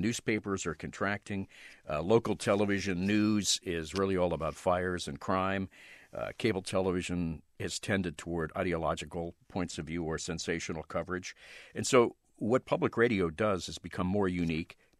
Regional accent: outside Philadelphia, Pennsylvania, United States; I grew up right outside Philadelphia

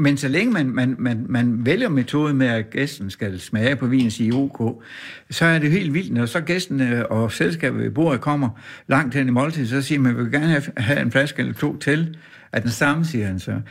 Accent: Horsens, Central Denmark Region, Denmark; moved away; also born or lived in Aarhus; min barndomsby, Horsens

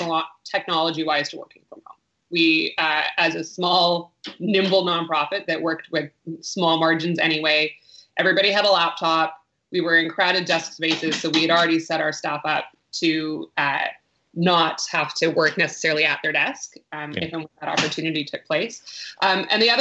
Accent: Canada; first language English; also born or lived in Vancouver; like many Canadians out there

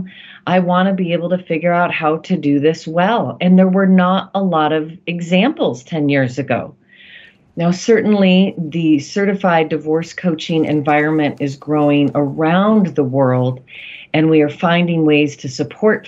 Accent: United States; here in my home country of the United

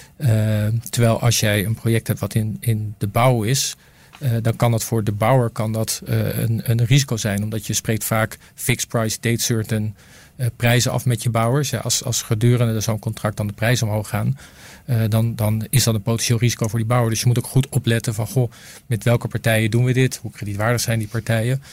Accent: Netherlands; ik kom natuurlijk uit Nederland.

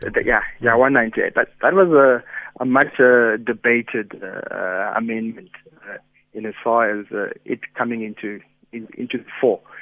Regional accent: South Africa; as South African citizens

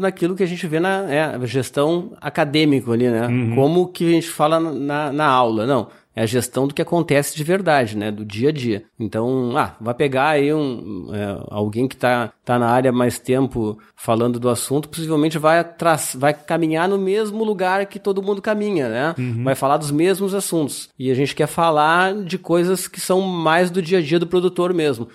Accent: Rio Grande do Sul, Brazil; moved away; Eu vim do Rio Grande do Sul, um estado agrícola que todo mundo conhece.

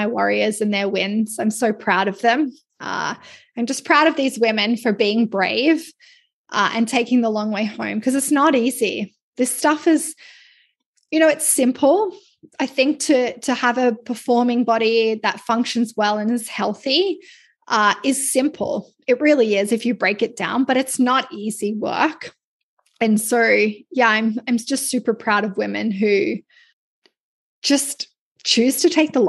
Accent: Australia; now in Canada; I'm Australian

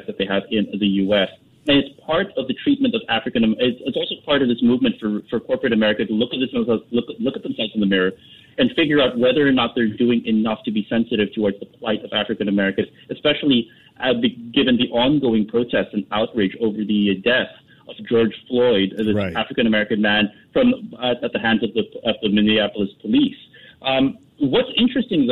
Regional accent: Manila, Metro Manila, Philippines; when I was growing up in Manila

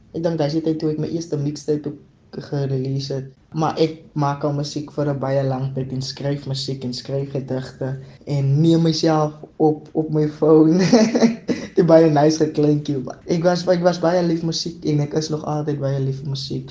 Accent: Paarl, Western Cape, South Africa; Ek is van die Parel, Groenewil, Smart Town

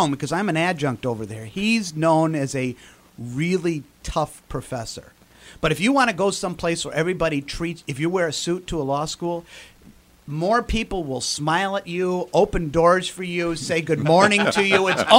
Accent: Chicago, Illinois, United States; You know, I'm from Chicago. No lawyers in my family. Probably a few bondsmen. But I was born Irish Catholic Chicago, adopted from St. Vincent's Orphanage.

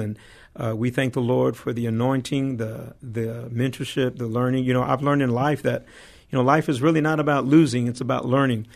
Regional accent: Dallas, Texas, United States; moved away; I'm originally born and raised in Dallas, Texas

